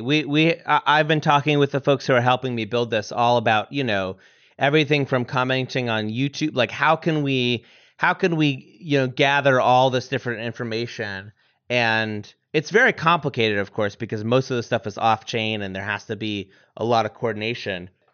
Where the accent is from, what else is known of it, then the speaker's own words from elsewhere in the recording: Vermont, United States; I'm from Vermont